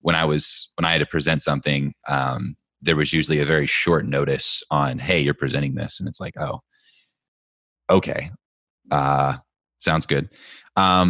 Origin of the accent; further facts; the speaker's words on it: United States; I'm the American that talks super funny